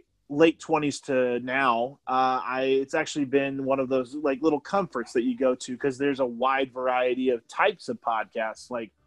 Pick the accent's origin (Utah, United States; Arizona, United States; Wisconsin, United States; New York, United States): Utah, United States; We're all from Utah